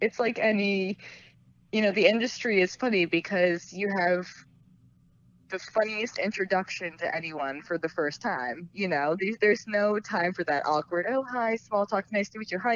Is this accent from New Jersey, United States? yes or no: yes; Morris County, New Jersey, United States; we're from Morris County.